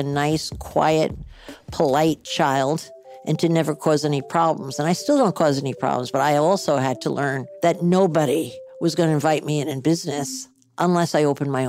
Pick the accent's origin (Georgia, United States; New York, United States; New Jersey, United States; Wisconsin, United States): New Jersey, United States; Edgewater; New Jersey, my home state